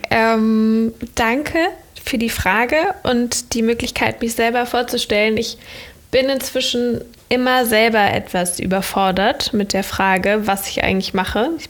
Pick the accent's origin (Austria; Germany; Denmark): Germany; Cologne, North Rhine-Westphalia; now in Berlin, Germany; ich komme ähm, aus Köln ursprünglich. Also ich bin an einem anderen Ort geboren in Deutschland. Ich bin als junges Kind auch viel umgezogen, aber Köln ist so der Ort, wo ich herkomme und lebe aber inzwischen in Berlin.